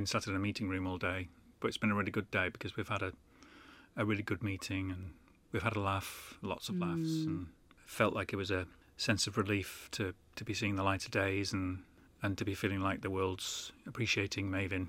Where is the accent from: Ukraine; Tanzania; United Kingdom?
United Kingdom; Manchester, North West England; Not that I live in Manchester now, but that's sort of where my hometown is, really.